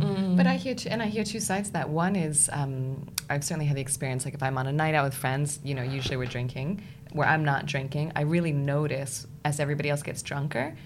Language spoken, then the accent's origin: English; United States; moved away as an adult; now in United Kingdom; I, as an American in the UK